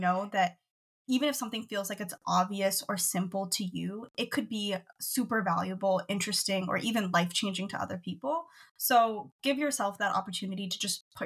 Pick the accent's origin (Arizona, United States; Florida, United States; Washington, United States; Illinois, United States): Washington, United States; I'm from Washington, born and raised here.